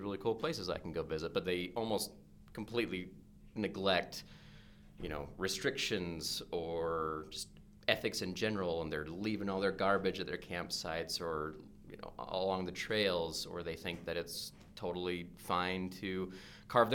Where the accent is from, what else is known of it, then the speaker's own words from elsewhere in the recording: Oregon, United States; growing up in Oregon